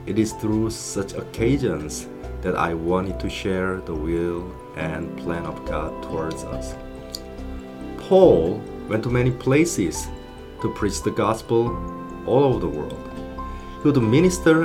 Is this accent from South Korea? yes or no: yes; South Korea; now in England; I was born and raised in South Korea